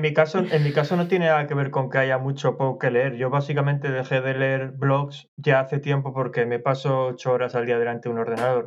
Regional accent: Asturias, Spain; moved away as an adult; now in London, United Kingdom; soy de Asturias, en Asturias llueve mucho

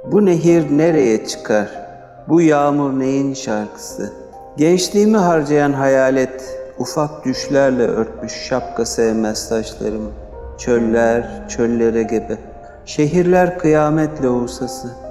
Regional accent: Seferihisar, İzmir, Turkey; bir gün Seferisar'dayım. Zaten burada büyüdüm. 3 yaşında gelmişim.

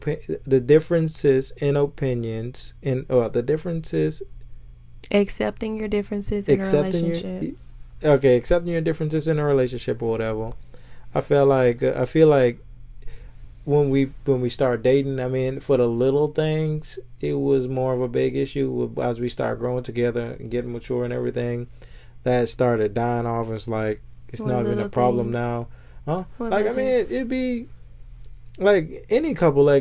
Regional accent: Bahamas; now in United States; I'm from the Bahamas

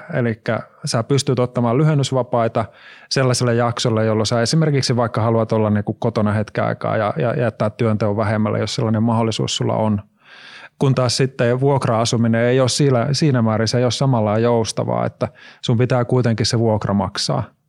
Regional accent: Oulu, North Ostrobothnia, Finland; moved away; mä oon Oulusta itse kotoisin

